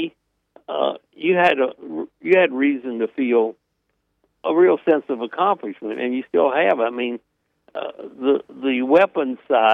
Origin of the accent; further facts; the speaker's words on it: Tennessee Valley, United States; now in Washington, D.C., United States; I come from the Tennessee Valley